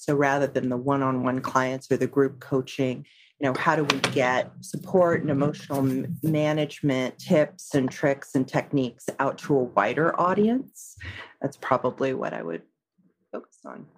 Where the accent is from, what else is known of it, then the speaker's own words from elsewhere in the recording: San Francisco Bay Area, California, United States; I'm in the San Francisco Bay Area. So I'm uh, actually a native of this area